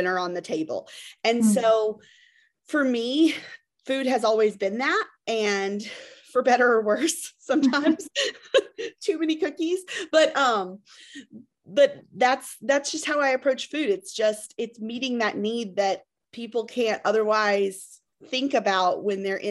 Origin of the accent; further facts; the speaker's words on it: Memphis, Tennessee, United States; I am from Memphis, Tennessee